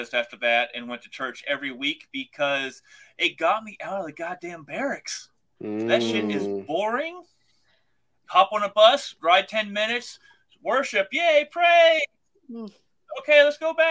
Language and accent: English; Midwest, United States; first language English; I was born and raised in the Midwest. Bible Belt